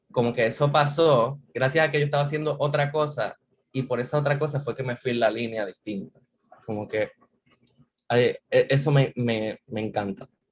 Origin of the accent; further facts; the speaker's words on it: San Juan, Puerto Rico; yo soy de aquí, de San Juan, nací en el auxilio mutuo, soy de San Juan puro